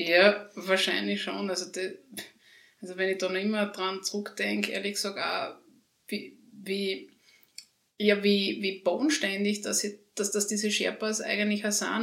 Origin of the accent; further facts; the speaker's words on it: Schlanzberg area, Styria, Austria; now in Graz, Austria; ich komme aus der Schlanzberg oder in der Schlanzberger Gegend